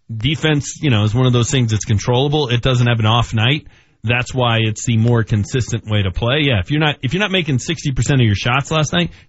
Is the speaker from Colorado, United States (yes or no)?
yes; Denver, Colorado, United States; And I'm from Denver and I'm still going to Jacksonville.